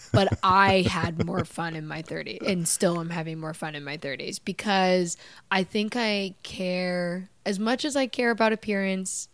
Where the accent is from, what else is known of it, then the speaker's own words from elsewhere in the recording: Canada; moved away; I'm from Canada